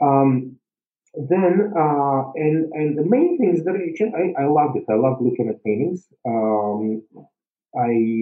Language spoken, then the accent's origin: English; Saint Petersburg, Russia; moved away; I was born in St. Petersburg